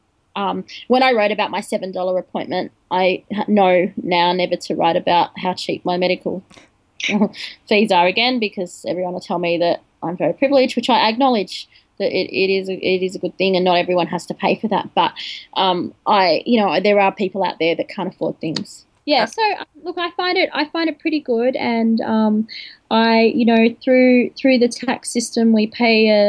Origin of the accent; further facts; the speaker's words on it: Australia; my parents are foreign, and they came to Australia just before I was born